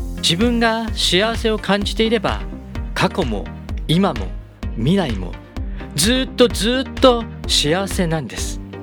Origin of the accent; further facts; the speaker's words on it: Gunma, Japan; 群馬県で生まれ群馬県で育ちました